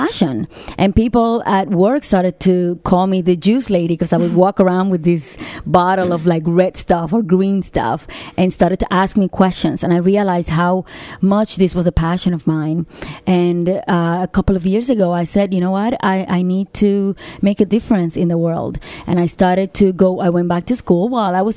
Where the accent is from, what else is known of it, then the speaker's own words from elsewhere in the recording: Puerto Rico; moved away as an adult; also born or lived in New York; I was born and raised in Puerto Rico